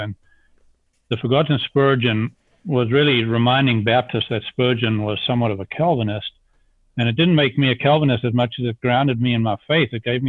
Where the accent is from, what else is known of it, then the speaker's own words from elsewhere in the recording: South Africa; moved away as an adult; also born or lived in Zambia; now in United States; I'm an accent without a country now after 43 years of having left South Africa. I grew up in Zambia in South Africa